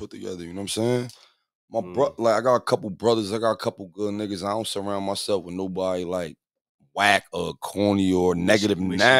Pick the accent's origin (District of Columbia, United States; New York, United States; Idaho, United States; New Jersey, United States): New Jersey, United States; Bergen County; From Jersey also.